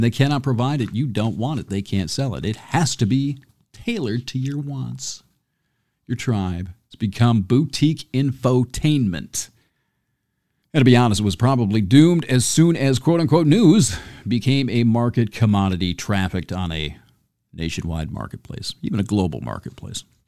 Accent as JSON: {"language": "English", "area": "near Homer", "region": "Michigan", "country": "United States", "tie": "born or raised there", "said": "I grew up near Homer"}